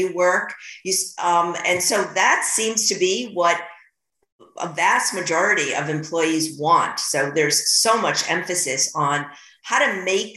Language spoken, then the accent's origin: English; New York, United States; I'm a New Yorker